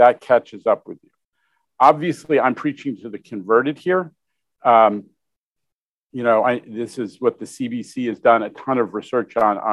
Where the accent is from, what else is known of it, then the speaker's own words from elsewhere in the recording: New York City, New York, United States; being a New Yorker who lived through the fiscal crisis of the 1970s